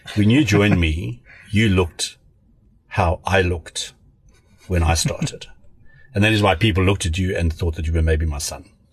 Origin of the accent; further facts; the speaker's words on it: Pretoria, Gauteng, South Africa; also born or lived in Cape Town / Free State; now in Johannesburg, South Africa; I'm South African. I uh, went to school in Pretoria. I was at boarding school my whole life